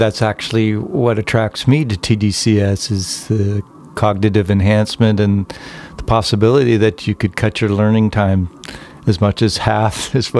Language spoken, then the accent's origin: English; Canada; I'm from Canada